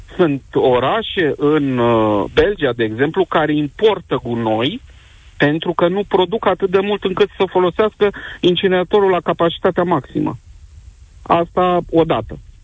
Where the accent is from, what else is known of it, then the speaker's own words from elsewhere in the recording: Cluj-Napoca, Cluj County, Romania; sunt din Cluj-Napoca